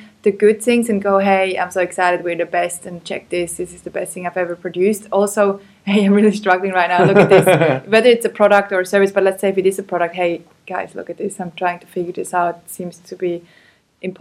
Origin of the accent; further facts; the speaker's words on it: Switzerland; I'm a white girl. I grew up in Switzerland